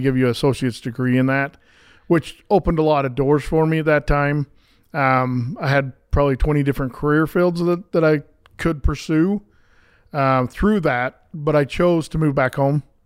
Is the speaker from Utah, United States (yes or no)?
yes; Pleasant Grove, Utah, United States; I grew up right here in Pleasant Grove